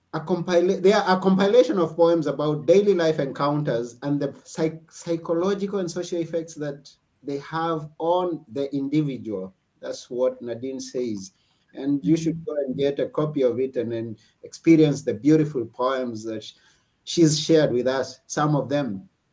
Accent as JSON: {"language": "English", "country": "Kenya", "moved": "yes", "lives_now": "Athens, Greece", "said": "I'm personally from Kenya, but mm. I'm mm-hmm. currently in Athens, Greece"}